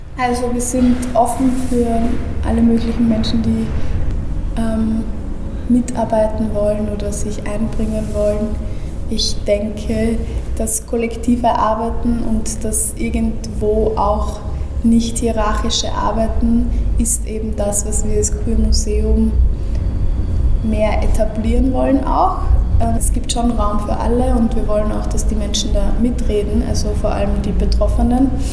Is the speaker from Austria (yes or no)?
yes; Austria; ich bin geboren und aufgewachsen in Österreich